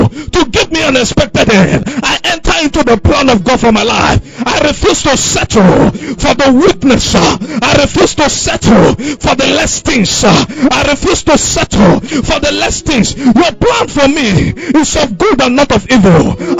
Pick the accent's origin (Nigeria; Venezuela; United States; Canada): Nigeria; Owerri, Imo; because I came from Owerri. Where I came from, life was quiet.